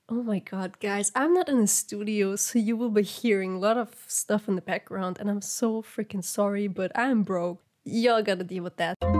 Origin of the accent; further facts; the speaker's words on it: Germany; I'm from Germany and I pretty much have, like, have a Turkish ethnicity